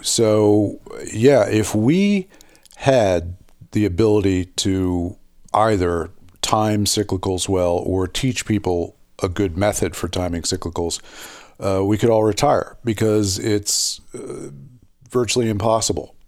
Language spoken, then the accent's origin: English; Philadelphia, Pennsylvania, United States; it's my, my hometown